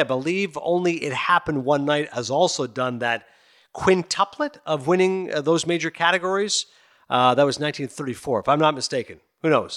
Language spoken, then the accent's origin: English; Kingston, Ontario, Canada; also born or lived in Toronto; I'm Canadian, born in Toronto and I grew up in Eastern Ontario and Kingston